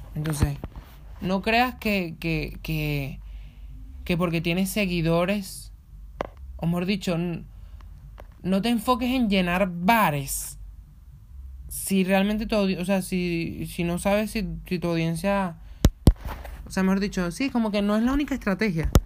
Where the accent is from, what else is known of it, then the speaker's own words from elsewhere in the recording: Venezuela; moved away; yo vengo de Venezuela.